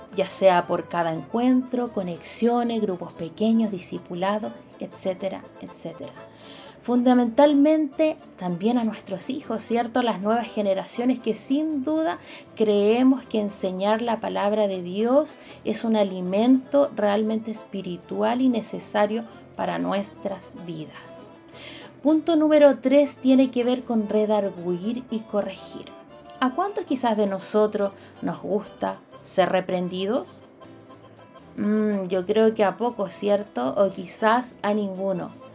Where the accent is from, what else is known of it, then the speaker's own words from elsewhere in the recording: Chile; como buenos patriotas chilenos